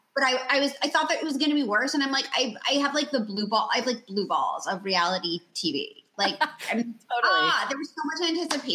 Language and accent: English; New York City, New York, United States; I grew up in New York City. I actually grew up like two blocks from where she lived.